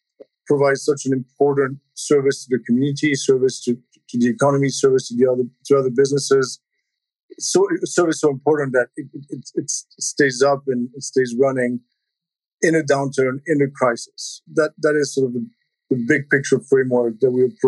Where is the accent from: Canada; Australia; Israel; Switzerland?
Switzerland; moved away as an adult; now in United States; I grew up in Switzerland, came to the U.S. for college